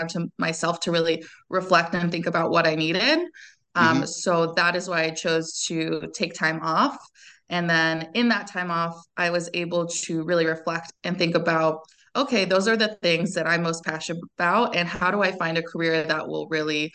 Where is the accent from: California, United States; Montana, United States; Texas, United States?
California, United States; moved away as an adult; also born or lived in France; I'm from California originally, born and raised